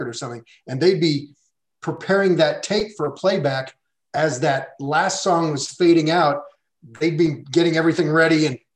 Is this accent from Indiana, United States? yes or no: yes; Indianapolis, Indiana, United States; I grew up in Indianapolis, Indiana. I grew up in the Midwest